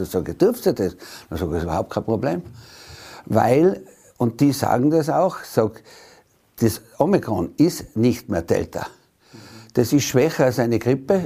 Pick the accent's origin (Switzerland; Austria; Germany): Austria; Tyrol; so dominant waren wir in den letzten Jahren nicht mehr als Tiroler